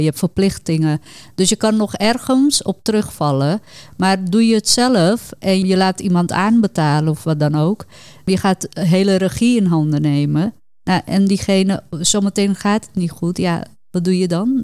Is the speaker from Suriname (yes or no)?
yes; Suriname; ik ben Hindoestaans, kom uit Suriname